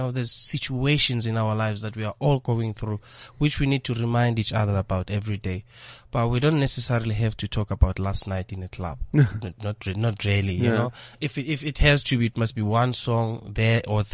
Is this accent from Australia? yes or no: no; South Africa; being South African